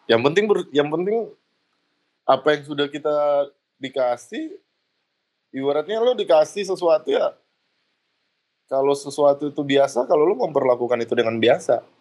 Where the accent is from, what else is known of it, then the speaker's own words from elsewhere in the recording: Indonesia; apalagi orang kita ya, orang Indo ya. Kita nggak pede dengan kitanya sendiri, kita nggak pede dengan budaya kita sendiri.